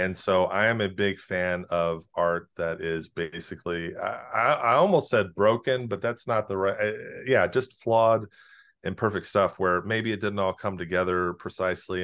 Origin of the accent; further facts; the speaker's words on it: South Carolina, United States; moved away; the cultural circles that we ran in growing up in South Carolina